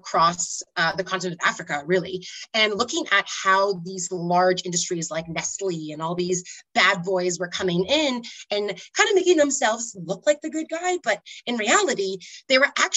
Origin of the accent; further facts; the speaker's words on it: Toronto, Ontario, Canada; moved away as an adult; now in Manali, India; I'm actually originally from Toronto. I'm a Torontonian, born and raised, totally connected to the Canadian culture